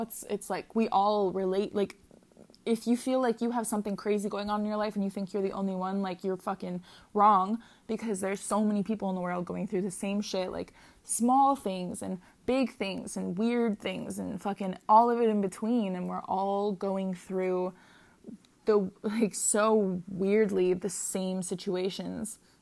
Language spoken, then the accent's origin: English; Minnesota, United States; moved away as an adult; now in Hawaii, United States; I currently live in Hawaii, um, and I'm from Minnesota